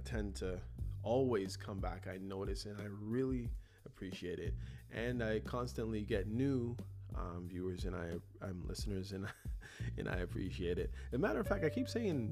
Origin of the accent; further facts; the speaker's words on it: Toronto, Ontario, Canada; growing up in Toronto, son of Jamaican parents